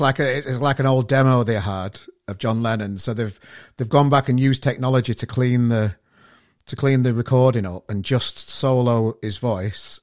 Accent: Sheffield, Yorkshire and the Humber, United Kingdom; moved away as an adult; now in Manchester, United Kingdom; I'm from Sheffield originally, and I've been here. It'll be five years soon

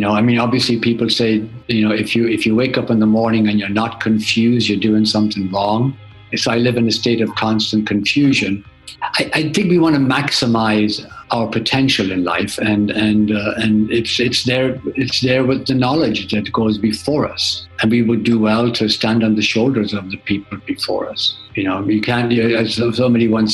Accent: Drumconrath, County Meath, Ireland; also born or lived in Germany; I grew up in Drumconrath in County Meath, I guess a very fertile county in Ireland.

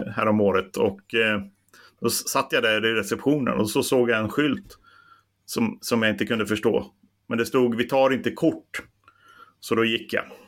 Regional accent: Bollnäs, Gävleborg County, Sweden; jag är ju från Bollnäs

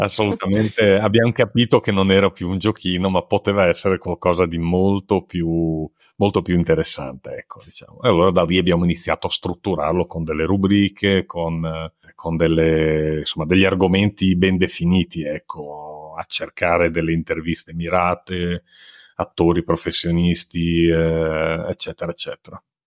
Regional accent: Ferrara, Emilia-Romagna, Italy; sono di Ferrara

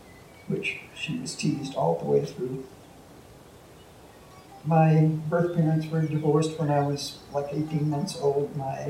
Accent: Waco, Texas, United States; now in Missoula, United States; I was born and raised in Waco, Texas.

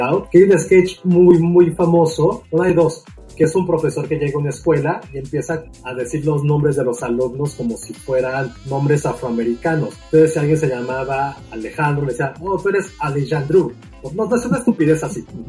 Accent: Mexico; como mexicanos

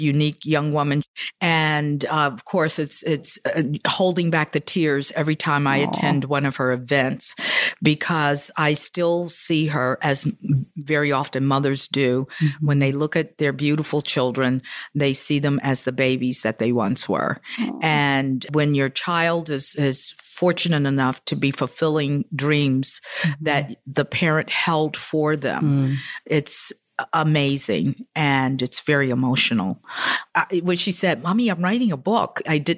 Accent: Chicago, Illinois, United States; moved away as an adult; now in New York City, United States; I was raised in Chicago

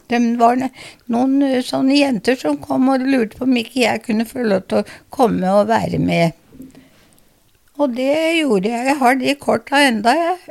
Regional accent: Larvik, Vestfold, Norway; Jeg ble født i Larvik.

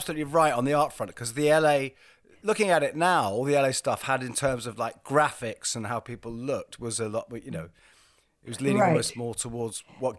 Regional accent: England, United Kingdom; To us in England

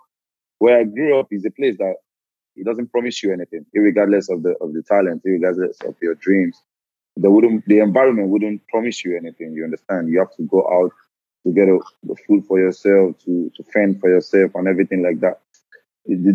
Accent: Lagos, Nigeria; moved away as an adult; also born or lived in Edo State; now in Lille, France; I'm from Edo State originally, but I was born and I grew up in Lagos

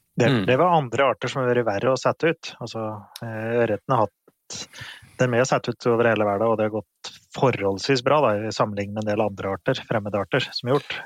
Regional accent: Finnskogen, Innlandet, Norway; hjemme på Finnskogen

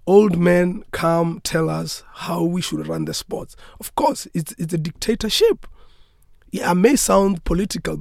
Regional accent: South Africa

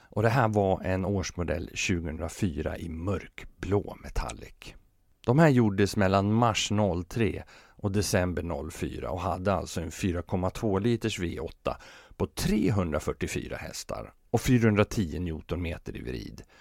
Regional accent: Fagersta, Västmanland, Sweden; det är ju för att jag är från Fagersta

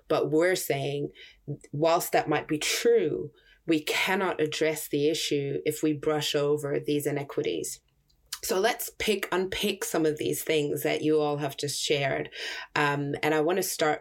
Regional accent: Germany; moved away; I grew up in Germany.

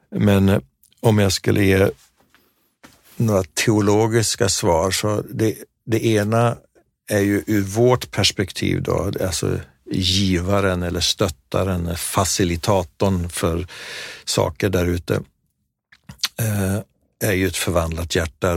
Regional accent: Sweden; vi var där eh, från Sverige

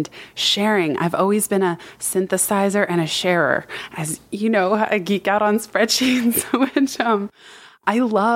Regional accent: Palo Alto, California, United States; growing up in Palo Alto

